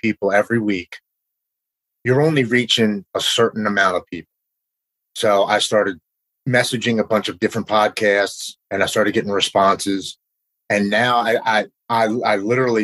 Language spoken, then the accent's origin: English; Baltimore, Maryland, United States; I'm from Baltimore, Maryland